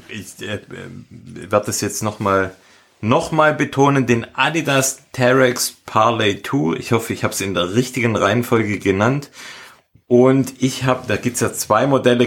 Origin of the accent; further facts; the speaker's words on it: Schönbuch area, Baden-Württemberg, Germany; in meinem Heimatort hat, wir liegen auf etwa 500 Metern, würde ich sagen, also jetzt ja, ziemlich flach eigentlich und wir haben direkt vor der Haustür einen Wald, der Schönbuch